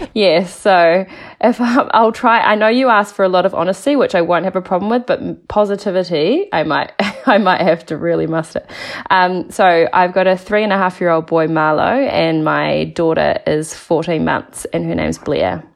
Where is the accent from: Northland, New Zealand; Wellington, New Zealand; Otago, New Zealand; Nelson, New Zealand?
Nelson, New Zealand; now in Mount Maunganui, New Zealand; I'm from Nelson originally, but now I live in Mount Maunganui.